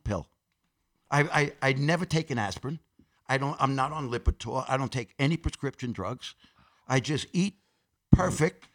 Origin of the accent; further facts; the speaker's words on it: New York City, New York, United States; I grew up in Corona, Queens